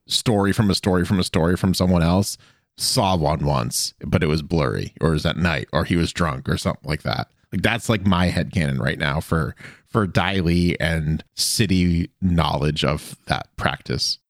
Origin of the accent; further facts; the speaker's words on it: Boston, Massachusetts, United States; I grew up around or near Boston.